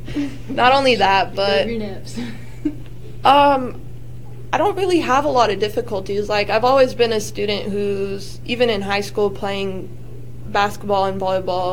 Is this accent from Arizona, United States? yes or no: yes; Gilbert, Arizona, United States; moved away as an adult; now in Kansas, United States; I'm from Gilbert, Arizona, so I'm not from Kansas